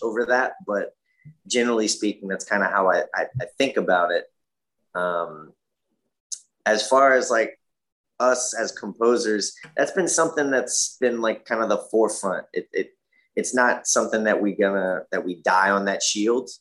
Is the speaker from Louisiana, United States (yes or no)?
yes; Lafayette, Louisiana, United States; moved away as an adult; also born or lived in Boston; now in New Orleans, United States; was born and raised in Lafayette, Louisiana